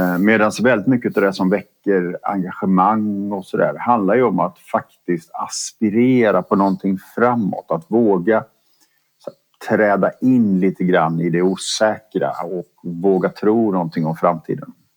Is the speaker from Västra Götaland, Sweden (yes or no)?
yes; Borås, Västra Götaland, Sweden; jag är född och uppvuxen i Borås